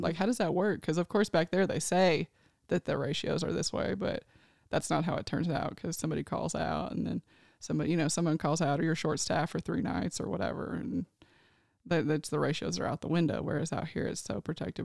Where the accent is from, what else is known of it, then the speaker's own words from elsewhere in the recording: Nashville, Tennessee, United States; moved away as an adult; now in California, United States; I am from Nashville, Tennessee. I was born and raised there.